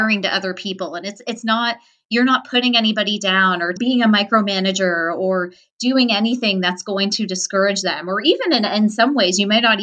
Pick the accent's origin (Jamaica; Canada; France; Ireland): Canada; Toronto, Ontario; I'm from Toronto.